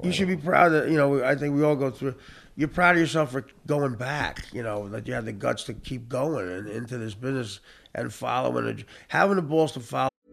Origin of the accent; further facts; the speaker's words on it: New Jersey, United States; the town I grew up in in North Jersey is eight miles from like this progressive, unbelievable New, uh, New York City